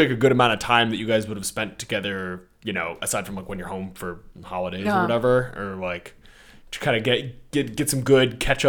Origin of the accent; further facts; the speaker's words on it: Seattle, Washington, United States; so I'm from Seattle.